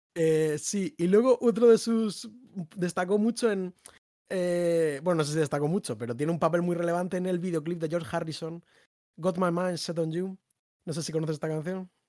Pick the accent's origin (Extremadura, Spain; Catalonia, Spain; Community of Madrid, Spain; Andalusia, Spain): Community of Madrid, Spain; Madrid; somos madrileños